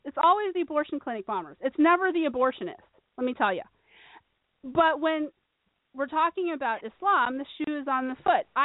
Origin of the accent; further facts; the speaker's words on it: Phoenix, Arizona, United States; I'm from Phoenix